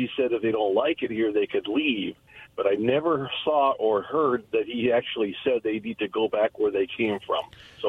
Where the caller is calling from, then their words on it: Burbank, California, United States; Good afternoon, guys. … from Burbank.